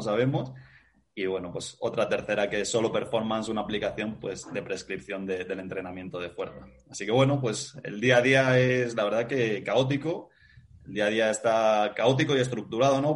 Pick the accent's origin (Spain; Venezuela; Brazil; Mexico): Spain